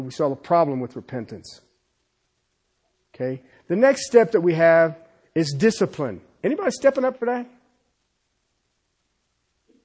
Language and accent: English; United States; I'm an American. I'm thankful to be an American